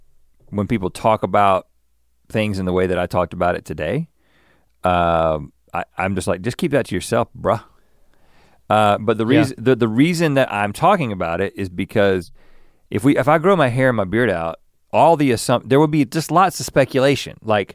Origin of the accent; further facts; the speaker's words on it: Buies Creek, North Carolina, United States; I grew up in Buies Creek. You know what I'm saying?